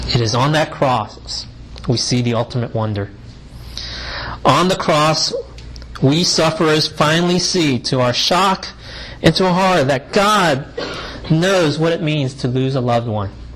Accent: United States; I'm Asian American male of Chinese descent

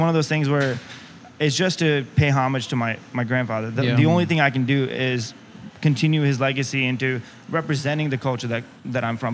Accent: United States; to be a Pakistani American, raised here

